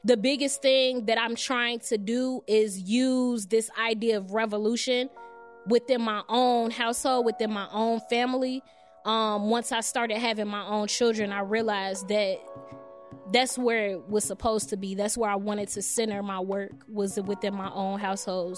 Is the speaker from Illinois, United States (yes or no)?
yes; Chicago, Illinois, United States; I'm actually from Englewood, 67th and Peoria.